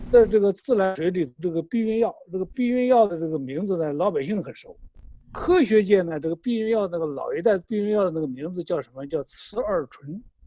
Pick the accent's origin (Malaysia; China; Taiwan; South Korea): China; 我们作为一个中国人